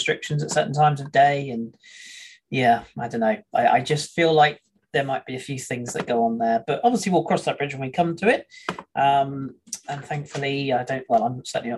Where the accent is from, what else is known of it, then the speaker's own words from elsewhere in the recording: England, United Kingdom; being an Englishman myself